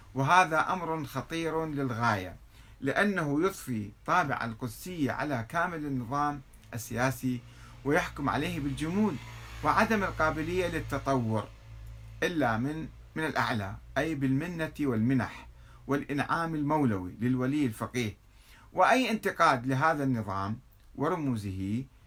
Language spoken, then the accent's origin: Arabic; Iraq; عندنا في العراق